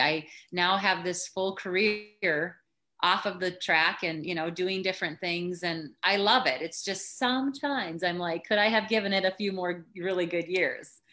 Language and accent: English; Dawson, Minnesota, United States; now in St. Paul, United States; I'm from Minnesota. So I grew up in Dawson, Minnesota, which is a rural you know, farm country USA